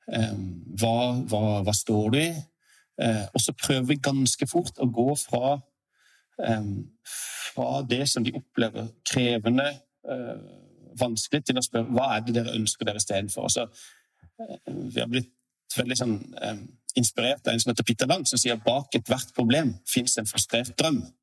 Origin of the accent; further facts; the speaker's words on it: Sørlandet, Norway; som en sørlending